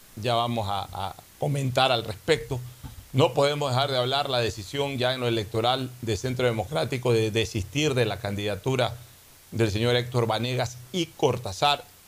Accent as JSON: {"language": "Spanish", "town": "Guayaquil", "region": "Guayas", "country": "Ecuador", "said": "como guayaquileño"}